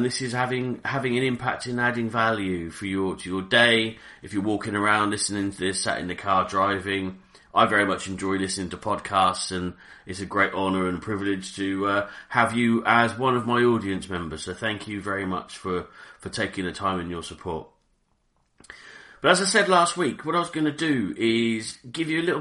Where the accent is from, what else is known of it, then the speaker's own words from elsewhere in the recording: Reading, South East England, United Kingdom; I grew up in Reading, in a town called Reading in Berkshire.